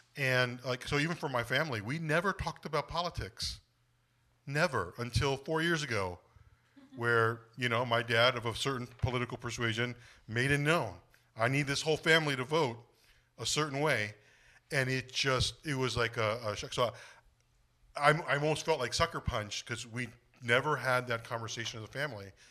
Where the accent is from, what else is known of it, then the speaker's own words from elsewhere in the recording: United States; Korean is my ethnicity, American is my nationality, 'cause I'm a, I was born in the States.